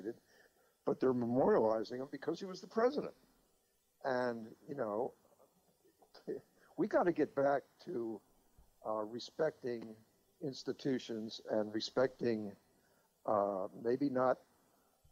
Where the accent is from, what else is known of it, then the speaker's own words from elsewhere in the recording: Philadelphia, Pennsylvania, United States; I grew up in Philadelphia.